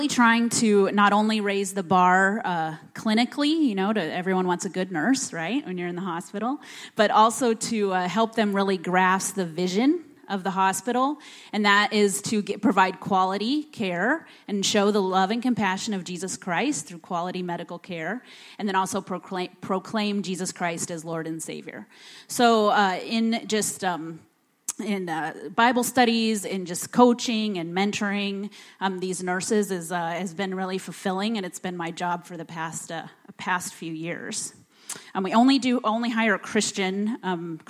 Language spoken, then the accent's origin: English; Bellevue, Nebraska, United States; moved away as an adult; now in Mali; I grew up in Bellevue